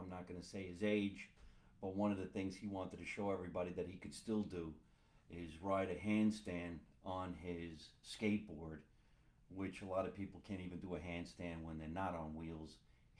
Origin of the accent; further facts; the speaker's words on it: Hoboken, New Jersey, United States; I grew up in Hoboken. Good times, good times.